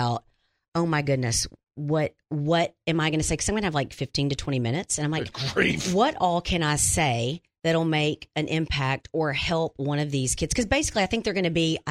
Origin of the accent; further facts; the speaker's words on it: Wynne, Arkansas, United States; moved away; it's my hometown.